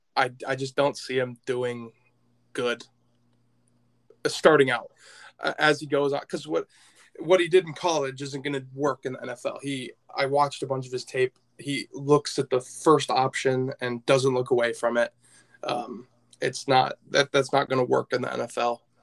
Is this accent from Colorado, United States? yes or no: no; Michigan, United States; I'm from Michigan